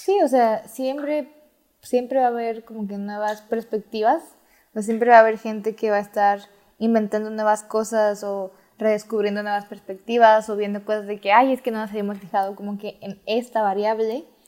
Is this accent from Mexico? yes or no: yes; Mexico; estoy en México, soy mexicana